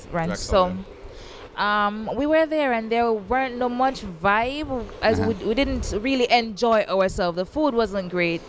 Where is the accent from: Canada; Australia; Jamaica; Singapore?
Jamaica; most Jamaicans, we don't come here.